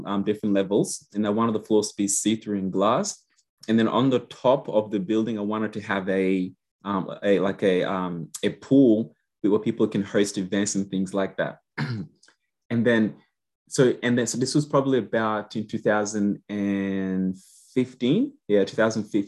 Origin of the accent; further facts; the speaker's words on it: Queensland, Australia; also born or lived in Yambio, South Sudan / Gatton / Toowoomba / Rosewood; now in Brisbane, Australia; Brisbane or Queensland, yes, is definitely where we have always lived